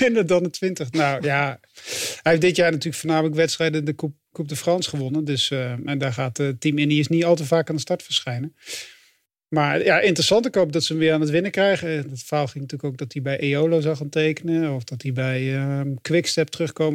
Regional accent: Flanders, Belgium; als Vlaming

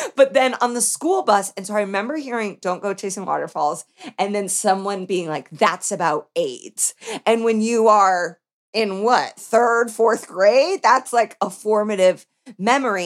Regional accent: Indiana, United States; born or raised there; now in Los Angeles, United States

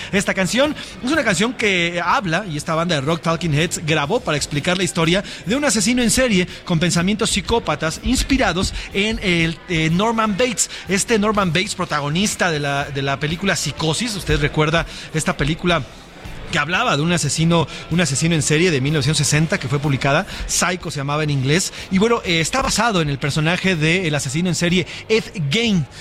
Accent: Mexico; como mexicano eh, como, como mexicanos

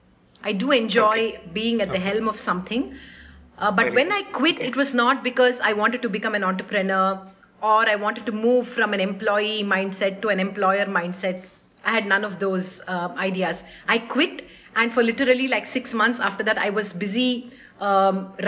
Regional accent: Awarpur, Maharashtra, India; first language Hindi; English is a second language; also born or lived in Bangalore; now in Chennai, India; I grew up in a small little town, little village called Awarpur, which is actually a small village where my father worked for a cement factory

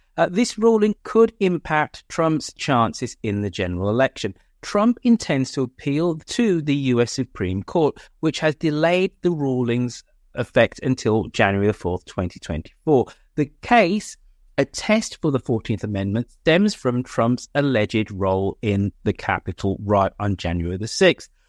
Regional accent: United Kingdom; I'm British

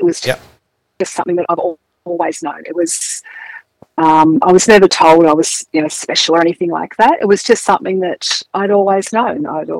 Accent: Melbourne, Victoria, Australia; now in Western Victoria, Australia; I was born in Melbourne, yep, in 1964 at the Haven Maternity Home in North Fitzroy.

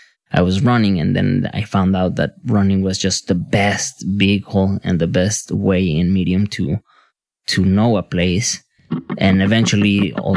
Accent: Mexico City, Mexico; I'm from Mexico. I was born in Mexico City, and I've been there now for almost 5 years now.

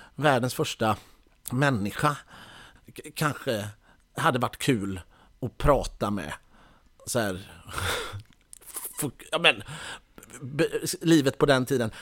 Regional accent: Mölndal, Västra Götaland, Sweden; jag är ju ändå från Mölndal

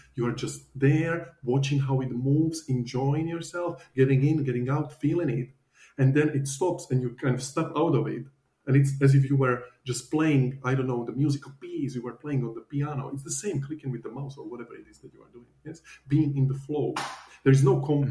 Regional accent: Slovakia; moved away as an adult; now in Australia; So I'm originally from Slovakia, and I used to work as a financial advisor

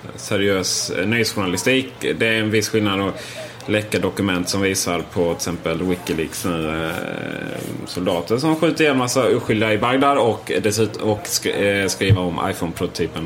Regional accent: Sweden; vi svenskar

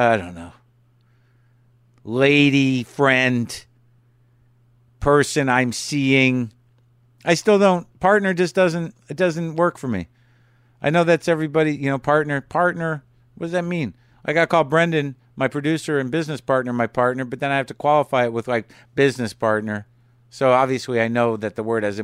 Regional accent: Albuquerque, New Mexico, United States; moved away; Albuquerque Journal Theater there in my hometown

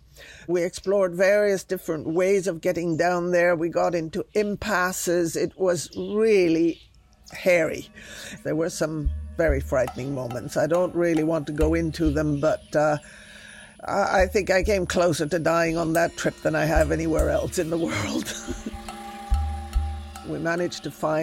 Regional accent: Galápagos, Ecuador; I grew up in the Galapagos Islands. I arrived in Galapagos on the day of my second birthday.

